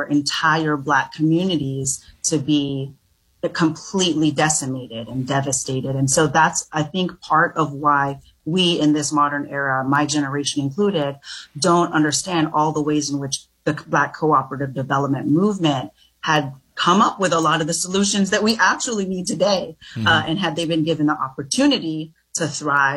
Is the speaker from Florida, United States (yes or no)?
yes; Florida, United States; also born or lived in Jamaica; I grew up in Florida